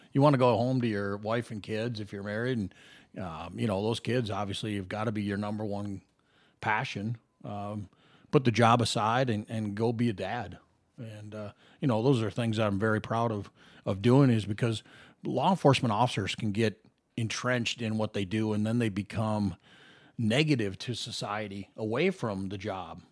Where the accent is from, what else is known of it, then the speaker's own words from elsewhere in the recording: Minnesota, United States; moved away as an adult; now in Las Vegas, United States; young kid growing up in the Midwest in Minnesota